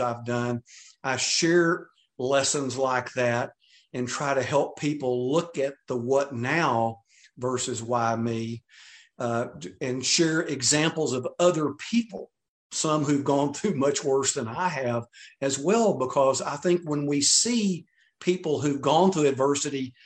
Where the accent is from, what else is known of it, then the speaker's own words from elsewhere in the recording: Texas, United States; I'm from Texas